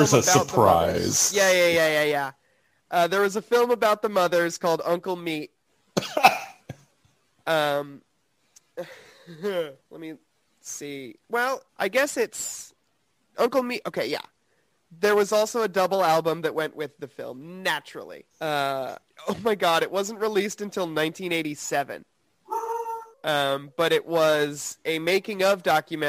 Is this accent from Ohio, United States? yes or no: no; Broken Arrow, Oklahoma, United States; I grew up in Broken Arrow